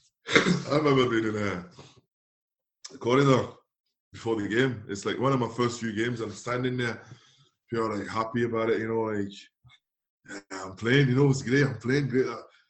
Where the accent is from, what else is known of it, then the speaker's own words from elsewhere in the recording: Nantes, Pays de la Loire, France; I'm from Nantes, where we play on the feet, like.